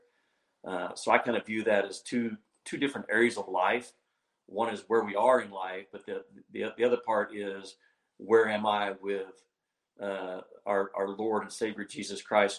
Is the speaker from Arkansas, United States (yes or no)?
yes; Arkansas, United States; here in my home state of Arkansas